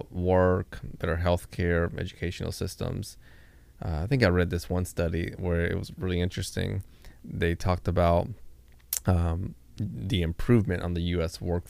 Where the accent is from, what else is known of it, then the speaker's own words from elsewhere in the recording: Monte Cristi, Dominican Republic; born there; I was born in Dominican Republic. {S2} Yep. {S3} A little town there called Monte Cristi.